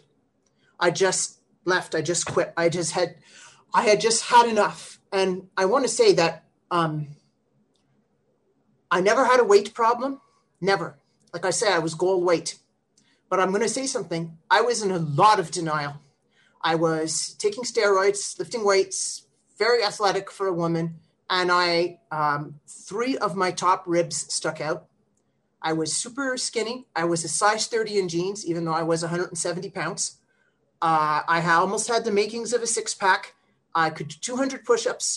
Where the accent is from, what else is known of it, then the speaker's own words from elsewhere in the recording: Ottawa, Ontario, Canada; I'm from Ottawa, Ontario, Canada